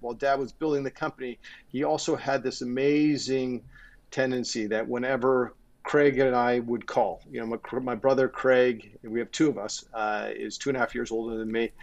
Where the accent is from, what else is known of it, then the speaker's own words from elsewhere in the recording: Toronto, Ontario, Canada; also born or lived in Chicago / New York City; i grew up in goddamn forest hill